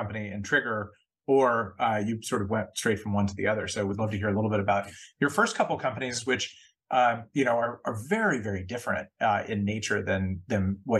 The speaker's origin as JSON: {"language": "English", "region": "West Coast", "country": "United States", "tie": "born or raised there", "moved": "as an adult", "lives_now": "New York, United States", "said": "I grew up on the West Coast. I'm in New York."}